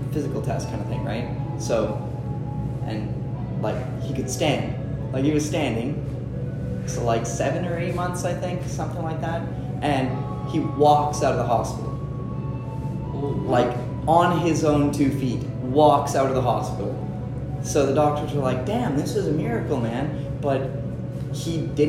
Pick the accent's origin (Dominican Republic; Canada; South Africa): Canada; we're Canadian, not American